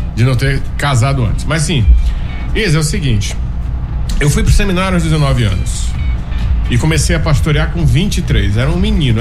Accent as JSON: {"language": "Portuguese", "town": "Imperatriz", "region": "Maranhão", "country": "Brazil", "tie": "born or raised there", "said": "Imperatriz é minha terra"}